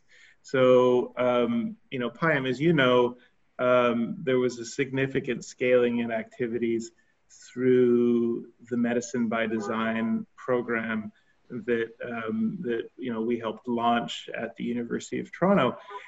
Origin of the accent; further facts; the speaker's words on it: Colombia; also born or lived in Philippines; Growing up in South America and Colombia and in Asia and the Philippines, I guess it's shaped me in a couple of different ways.